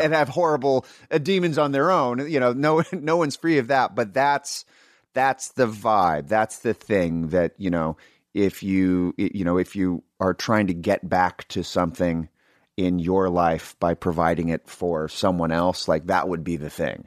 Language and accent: English; Sacramento, California, United States; growing up in Sacramento